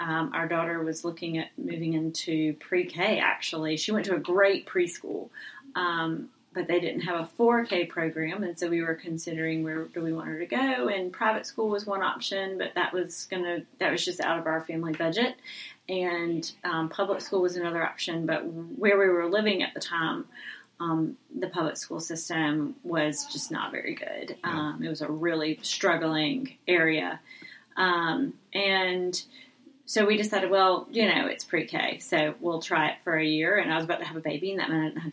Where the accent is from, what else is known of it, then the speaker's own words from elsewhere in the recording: Rock Hill, South Carolina, United States; also born or lived in Greenville, South Carolina / Washington, D.C.; I'm from Rock Hill, South Carolina. That's where I was raised. I was born in Greenville, but I moved here when I was about 4 months old.